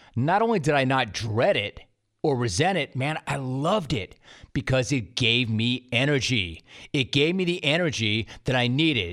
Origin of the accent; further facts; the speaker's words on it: Los Angeles, California, United States; also born or lived in Calabasas; I grew up in Los Angeles, actually middle school and high school in Calabasas, the San Fernando Valley, the 818 baby